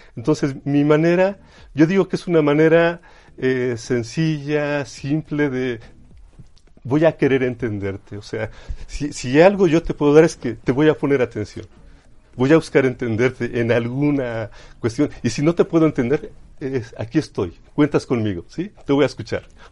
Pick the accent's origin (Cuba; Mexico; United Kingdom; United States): Mexico; Chachapa, Puebla; Sí, yo soy originario de Chachapa, Chachapa Puebla, ¿sí? que está, no sé, ya actualmente a unos 25 minutos de lo que es el centro histórico. ¿sí? Entonces, yo crecí en el campo